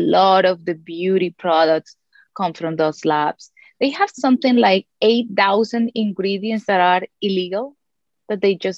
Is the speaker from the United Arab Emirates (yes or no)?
no; Colombia; moved away; I was born and raised in Colombia